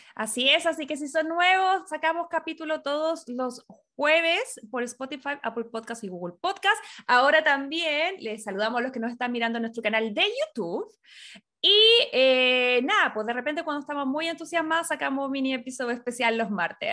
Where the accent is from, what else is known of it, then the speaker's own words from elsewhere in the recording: Chile; now in California, United States; Nosotros como latino y como chileno